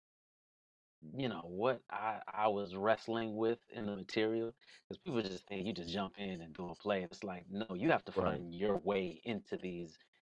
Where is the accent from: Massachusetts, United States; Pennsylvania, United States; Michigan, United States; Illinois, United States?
Illinois, United States; Waukegan; Waukegan, Illinois, we didn't get to Chicago much.